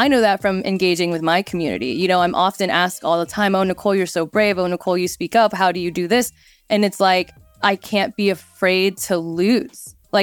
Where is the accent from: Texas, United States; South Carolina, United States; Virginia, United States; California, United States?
Texas, United States; I grew up in Texas partly, so I do know some Texas Hold'em